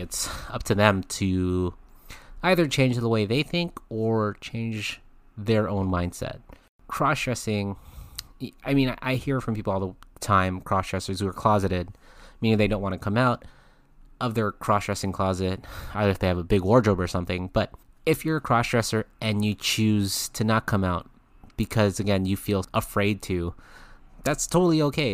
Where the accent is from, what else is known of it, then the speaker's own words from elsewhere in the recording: California, United States; my home state of California